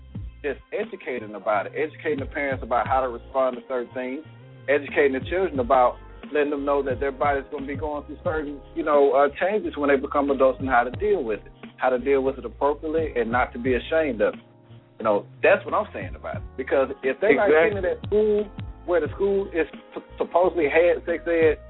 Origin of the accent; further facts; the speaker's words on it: the Bible Belt, the South, United States; we've all are, you know, are from the Bible Belt